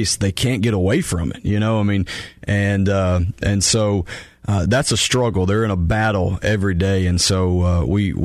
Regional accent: Carrollton, Georgia, United States; now in Bremen, United States; Born and raised in Carrollton. Live in Bremen now.

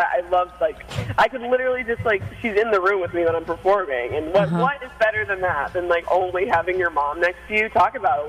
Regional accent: New York City, New York, United States; also born or lived in Albany, New York; Yeah, so I was born and raised here on Staten Island.

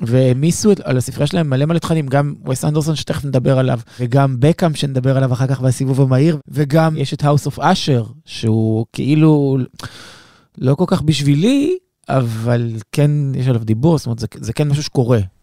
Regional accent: Israel; מתקשר למצב שבו אנחנו נמצאים היום כישראלים

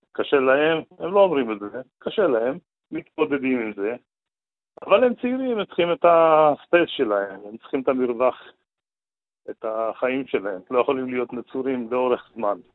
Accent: Sderot, Southern District, Israel; שאלו מאיפה אתם, אמרנו משדרות

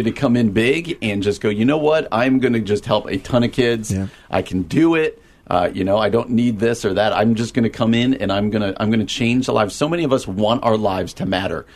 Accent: Downers Grove, Illinois, United States; my hometown of Downers Grove

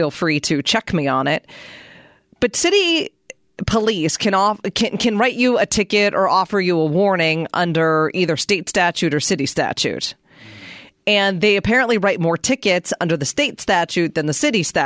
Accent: Pittsburgh, Pennsylvania, United States; I was born and raised in Pittsburgh

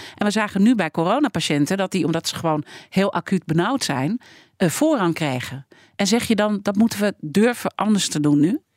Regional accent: Netherlands; wij als Nederlanders

